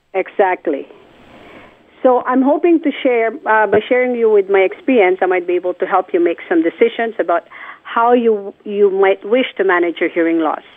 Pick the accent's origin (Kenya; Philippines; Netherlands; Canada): Philippines; born or raised there; moved away